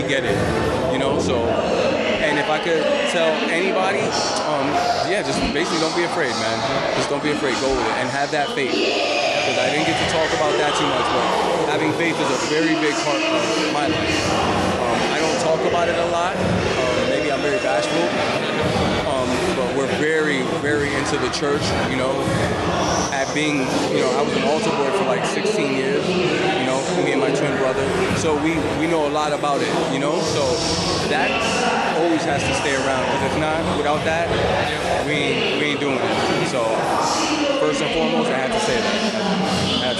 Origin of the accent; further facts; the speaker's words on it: Bridgeport, Connecticut, United States; I'm Puerto Rican. I'm from Bridgeport, Connecticut.